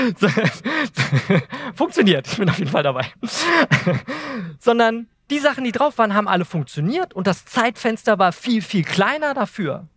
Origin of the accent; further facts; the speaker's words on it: Eltville, Hesse, Germany; ich komme aus Wiesbaden, Eltville